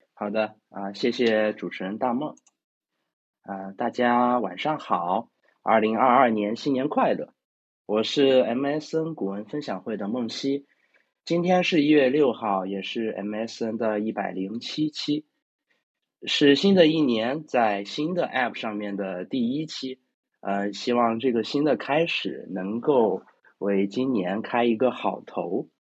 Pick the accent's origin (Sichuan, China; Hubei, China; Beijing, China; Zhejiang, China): Sichuan, China; Chengdu; 我是成都人